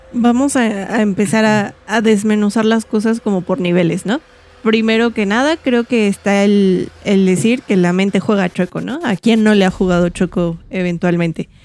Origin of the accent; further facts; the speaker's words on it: Mexico; como mexicano